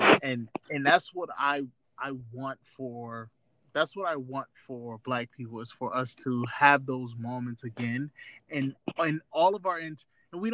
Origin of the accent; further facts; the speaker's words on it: United States; also born or lived in New Jersey / Atlanta, Georgia / Fort Valley, Georgia; I grew up in New Jersey, grew up in Atlanta, very, very Black communities.